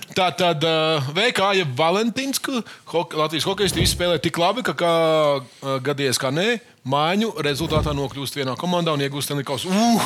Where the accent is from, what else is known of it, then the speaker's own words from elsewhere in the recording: Latvia; Mēs šeit studijā esam visi latvieši